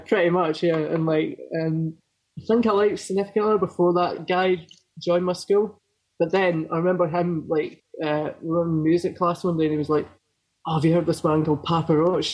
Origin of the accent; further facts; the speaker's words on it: Falkirk, Scotland, United Kingdom; also born or lived in Poole, Dorset, England; I grew up in a really small town called Falkirk, sort of halfway between Glasgow and Edinburgh